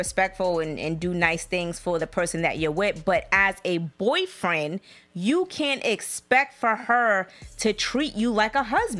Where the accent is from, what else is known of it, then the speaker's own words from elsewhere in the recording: the South, United States; we're from the South.